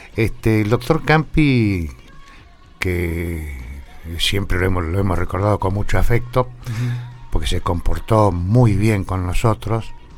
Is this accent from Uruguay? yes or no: no; General Pico, La Pampa, Argentina; also born or lived in Metileo; nosotros vivíamos en el campo, sí. entre Metileo y Pico, y resulta que el médico que iba a atender el parto de mi madre era del doctor Texeira, que era el médico de Metileo. Y no estaba en el momento en que yo... Entonces la tuvieron que traer a Pico a mi vieja y nací acá, nací en la clínica regional.